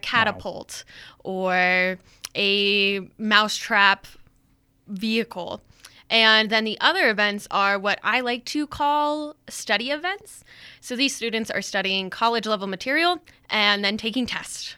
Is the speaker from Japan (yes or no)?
no; Denver, Colorado, United States; moved away as an adult; now in Riverton, United States; I am originally from Denver, Colorado, and luckily I found my way up to Wyoming pretty quickly after high school